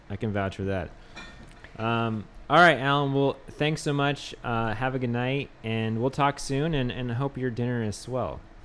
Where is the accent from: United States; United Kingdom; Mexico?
United States; the Northwest, Pacific Northwest; now in New Orleans, United States; I'm from the Northwest